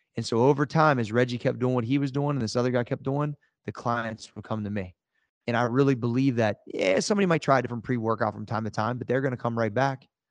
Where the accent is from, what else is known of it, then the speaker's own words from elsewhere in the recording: Ohio, United States; we're both from Ohio